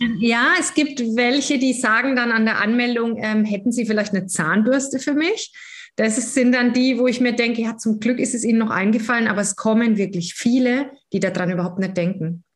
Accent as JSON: {"language": "German", "area": "near Würzburg", "region": "Bavaria", "country": "Germany", "also_born_or_lived": "Berlin / Gießen", "said": "ich komme aus der Nähe von Würzburg."}